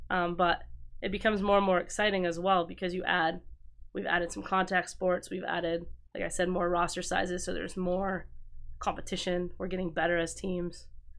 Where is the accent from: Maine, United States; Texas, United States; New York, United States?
Maine, United States; because I'm from Northern Maine, but I'm not from like Acadia, Northern Maine, it's Gagner, but down here it would be Gagnon.